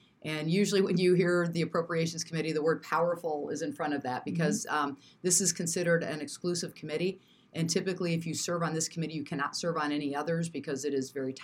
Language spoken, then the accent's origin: English; Springfield, Illinois, United States; moved away as an adult; now in Quad Cities, United States; I grew up in Springfield in the state capital